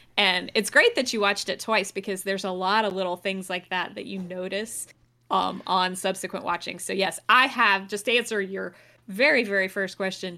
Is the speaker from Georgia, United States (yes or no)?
yes; Athens, Georgia, United States; I went to U G A, but I also, I grew up in Athens, which is where U G A is.